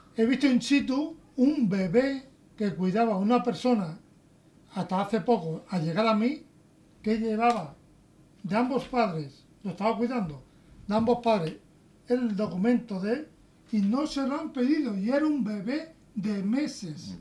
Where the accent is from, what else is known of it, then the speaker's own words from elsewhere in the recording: Spain; yo, como español que soy